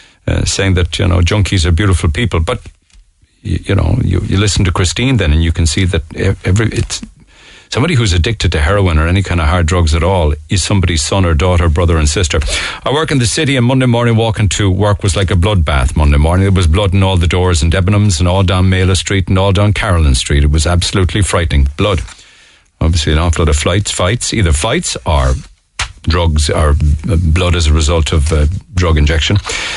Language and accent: English; England, United Kingdom; moved away as an adult; now in Cork, Ireland; I can tell you, I grew up in England. When I first moved here in 2006, you rarely saw any junkies shuffling around the city centre.